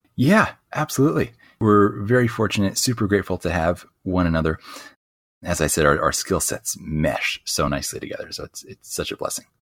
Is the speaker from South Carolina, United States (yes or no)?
no; Southern California, United States; also born or lived in Costa Rica / Australia / Bali; I grew up here in Southern California